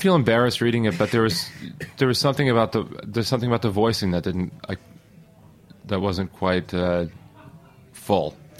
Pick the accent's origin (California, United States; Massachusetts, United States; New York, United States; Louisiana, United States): Massachusetts, United States; Boston; also born or lived in the South (US); now in Brooklyn, United States; I'm from Boston, and I like living in the Northeast. I wanted to come back after living in the South for 10, 12 years